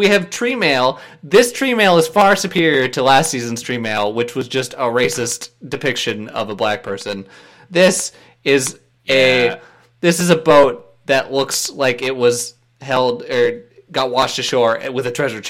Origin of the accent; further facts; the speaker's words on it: Minnesota, United States; my home state of Minnesota.